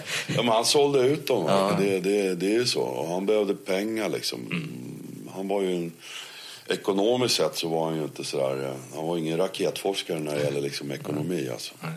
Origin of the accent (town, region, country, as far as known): Netherlands; born or raised there; moved away as an adult; now in Sweden